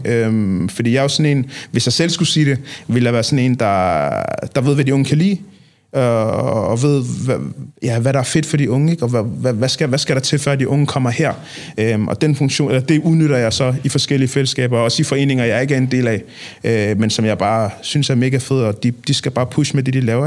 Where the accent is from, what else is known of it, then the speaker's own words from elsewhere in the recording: Copenhagen, Capital Region of Denmark, Denmark; jeg er opvokset i Nordvest